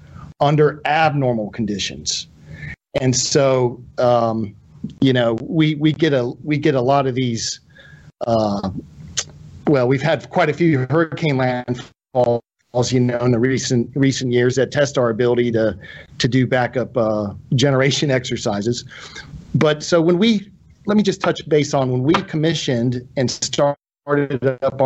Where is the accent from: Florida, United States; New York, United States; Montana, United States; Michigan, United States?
Florida, United States; Tallahassee; moved away as an adult; I grew up in Tallahassee, Florida